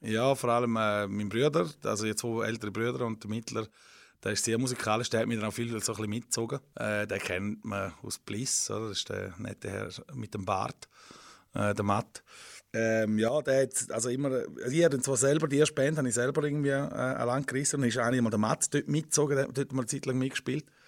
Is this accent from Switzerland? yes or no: yes; Widnau, St. Gallen, Switzerland; ich bin in Wittnau aufgewachsen